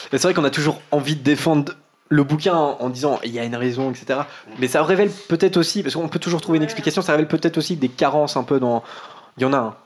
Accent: Vire, Normandy, France; Étant du côté de Vire, et eh ouais, de vivre donc en Normandie, c'est pas loin de, c'est pas loin de chez nous, à Caen.

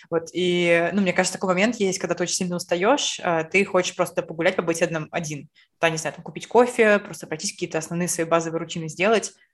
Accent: Saint Petersburg, Russia; мы, лучшие подруги из Петербурга

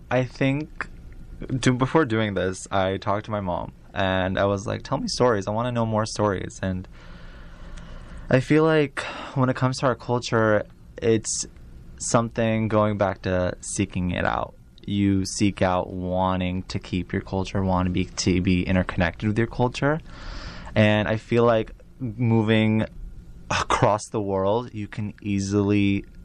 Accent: Iraq; I'm from Iraq, my parents are from Iraq or Eastern, that's great, that's awesome.

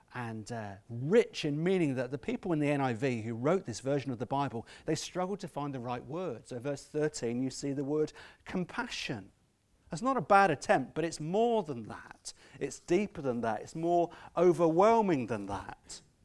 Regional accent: Scotland, United Kingdom; I'm Scottish at some point

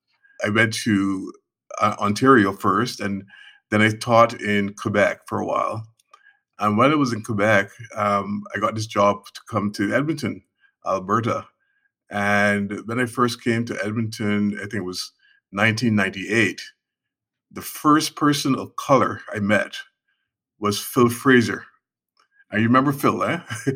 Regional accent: Barbados; moved away; Back in Barbados, we grew up in Barbados

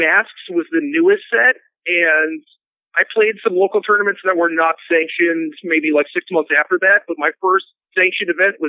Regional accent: Elk River, Minnesota, United States; I was born in a smallish town called Elk River. It's 45 minutes north of the Twin Cities in Minnesota.

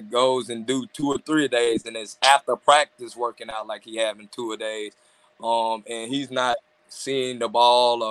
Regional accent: Mississippi, United States; I'm from Mississippi

